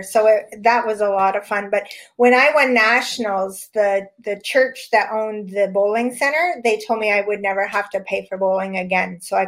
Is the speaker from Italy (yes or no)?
no; Sudbury, Ontario, Canada; moved away as an adult; now in Southern Ontario, Canada; I've been 19 years in Southern Ontario now, but I grew up in Northern Ontario.